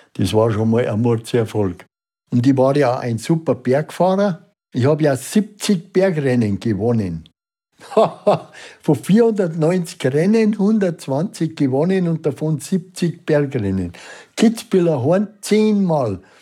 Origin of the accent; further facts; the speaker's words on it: Unterwössen, Bavaria, Germany; Ich bin in Unterwössen in der Au geboren